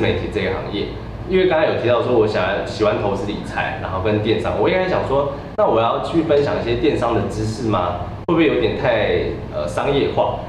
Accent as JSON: {"language": "Chinese", "country": "Taiwan", "also_born_or_lived": "Australia", "moved": "yes", "said": "我们台湾人"}